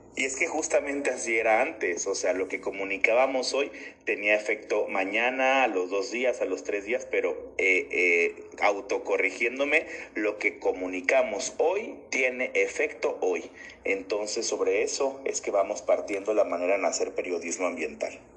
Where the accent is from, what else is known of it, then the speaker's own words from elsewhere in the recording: Tabasco, Mexico; me apasiona ser tabasqueño